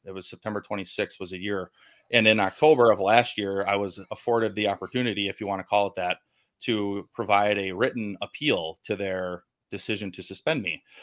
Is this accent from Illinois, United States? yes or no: no; Milwaukee, Wisconsin, United States; born and raised in Milwaukee, Wisconsin